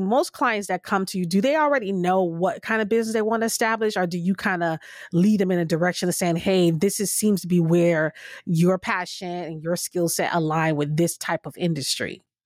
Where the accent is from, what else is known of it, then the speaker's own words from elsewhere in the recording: Florida, United States; moved away; I used to live in Florida, and I grew up in Florida